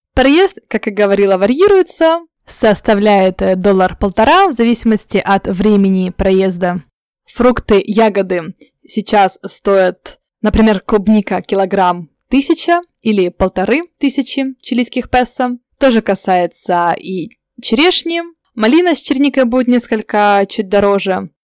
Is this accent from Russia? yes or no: no; Ukraine; now in Santiago, Chile; я с Украины